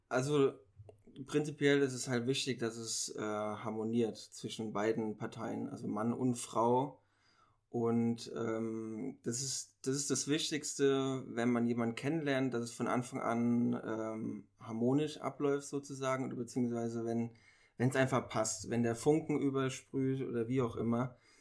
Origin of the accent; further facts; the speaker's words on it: Mainz, Rhineland-Palatinate, Germany; ich komme aus Mainz ich bin 28 Jahre alt